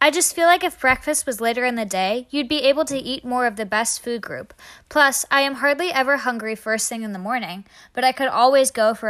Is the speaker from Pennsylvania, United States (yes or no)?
yes; Fort Cherry, Pennsylvania, United States; I'm a native of Fort Cherry and I am a senior.